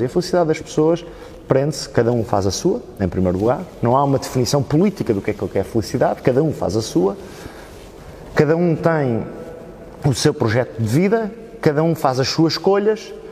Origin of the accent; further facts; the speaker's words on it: Oeiras, Lisbon, Portugal; first language Portuguese; also born or lived in Italy; eu nasci cá, nasci em Oeiras em 1992